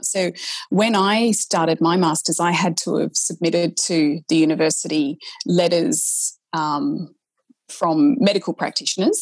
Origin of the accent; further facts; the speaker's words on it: Australia; accent: Australian; i was an aussie so that's i had to really mask my australian accent